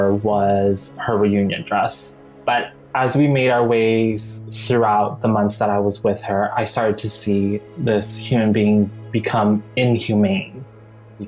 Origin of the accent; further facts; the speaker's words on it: Maui, Hawaii, United States; moved away as an adult; also born or lived in Salt Lake City, Utah; I was born and raised in Hawaii, Maui specifically.